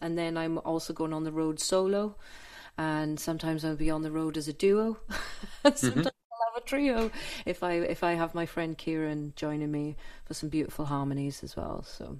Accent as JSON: {"language": "English", "region": "Wales", "country": "United Kingdom", "also_born_or_lived": "London", "said": "the mysticism of being a Welsh person."}